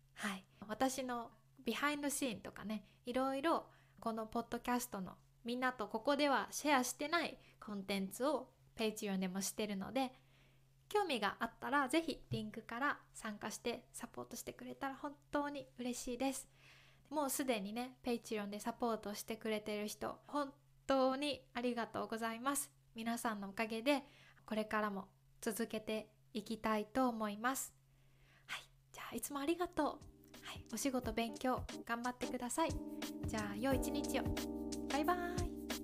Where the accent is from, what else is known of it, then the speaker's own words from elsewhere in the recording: Kyoto, Japan; 私は京都出身ですけど